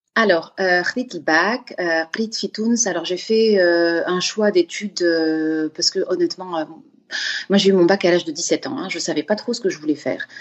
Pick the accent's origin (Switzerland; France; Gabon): Gabon; moved away; moi, j'ai grandi au Gabon